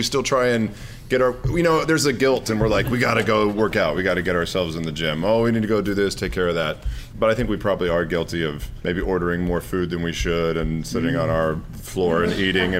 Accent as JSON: {"language": "English", "region": "Texas", "country": "United States", "said": "I'm from Texas."}